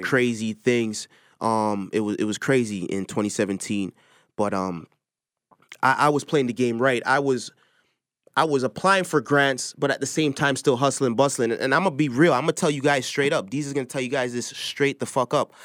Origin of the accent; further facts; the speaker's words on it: Toronto, Ontario, Canada; I'm from Toronto